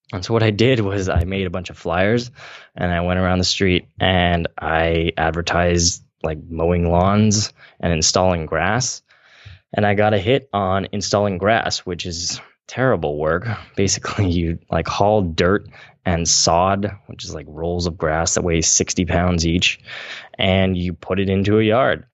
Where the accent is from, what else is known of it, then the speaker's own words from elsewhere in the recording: Central Valley, California, United States; I come from the Central Valley in California, which is farm country